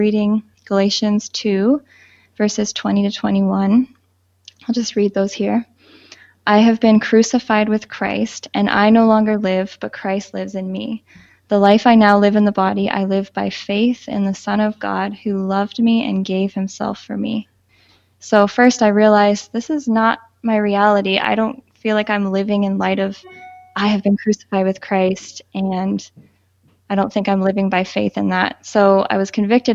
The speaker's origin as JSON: {"language": "English", "region": "Southern Ontario", "country": "Canada", "tie": "born or raised there", "said": "I was born and raised in Southern Ontario"}